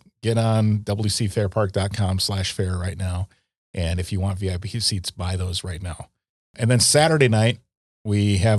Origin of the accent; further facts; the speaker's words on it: Waukesha County, Wisconsin, United States; I grew up in Waukesha County and used to have to help out with some of our farmer neighbor friends